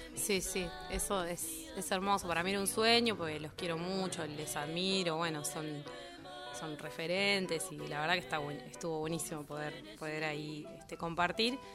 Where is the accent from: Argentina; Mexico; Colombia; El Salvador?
Argentina; La Plata, Buenos Aires Province; also born or lived in Lanús; yo soy de La Plata